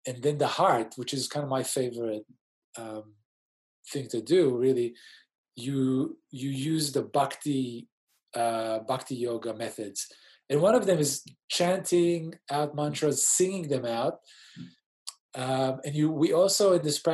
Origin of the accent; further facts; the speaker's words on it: Israel; moved away as an adult; also born or lived in Sydney, Australia / Europe / New York City, United States; now in Australia; I was born in Sydney to Israeli parents in the late 70s